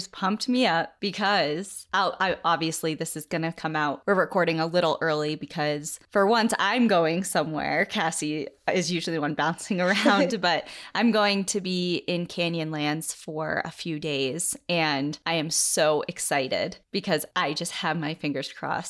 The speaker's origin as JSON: {"language": "English", "region": "Colorado", "country": "United States", "tie": "born or raised there", "said": "Growing up in Colorado, I know all of this information, and because of that, always keep an eye out when walking my dogs."}